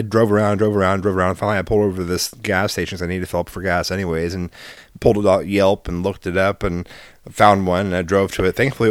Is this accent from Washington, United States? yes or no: yes; Seattle, Washington, United States; I'm from Seattle.